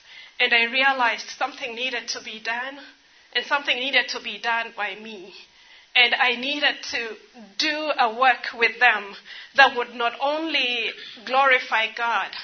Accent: Nairobi, Kenya; also born or lived in Ethiopia; I grew up in Nairobi

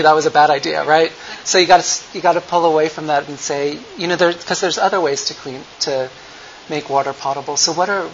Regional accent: United States; as a American

